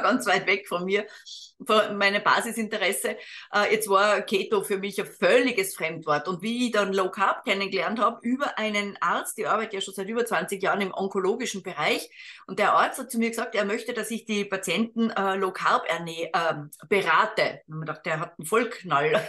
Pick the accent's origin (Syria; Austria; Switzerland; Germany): Austria; als Österreicherin